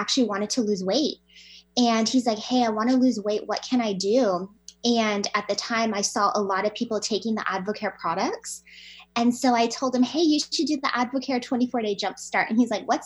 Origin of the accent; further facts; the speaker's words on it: Hawaii, United States; moved away as an adult; now in Washington, United States; I grew up in Hawaii